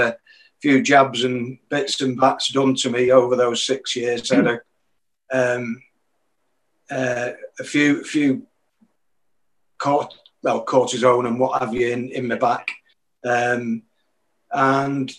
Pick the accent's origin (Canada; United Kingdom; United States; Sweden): United Kingdom; Manchester, North West England; I would have wanted Man United to win it, because obviously they were my hometown club